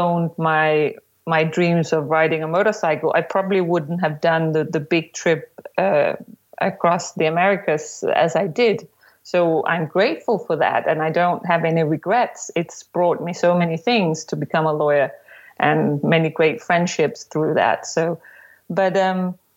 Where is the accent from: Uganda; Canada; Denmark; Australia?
Denmark; Copenhagen, Capital Region of Denmark; I am from Copenhagen in Denmark